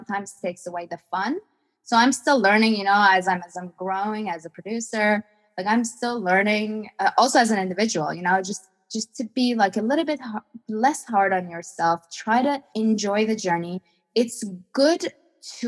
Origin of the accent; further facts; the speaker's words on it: Iran; I'm from Iran